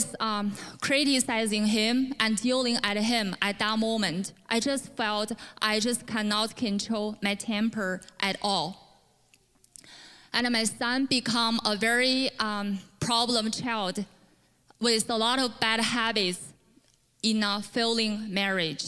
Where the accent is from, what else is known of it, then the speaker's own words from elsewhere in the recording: China; English is a second language; moved away as an adult; now in Canada; I was born in China, but moved to Canada in 2015